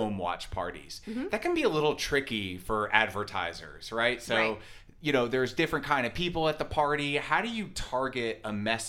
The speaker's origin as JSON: {"language": "English", "region": "Northeast", "country": "United States", "said": "I'm from the Northeast"}